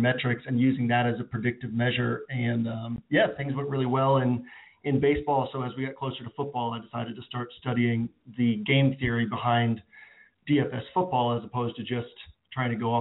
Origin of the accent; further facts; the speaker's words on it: Boston, Massachusetts, United States; now in Tulsa, United States; I grew up in Boston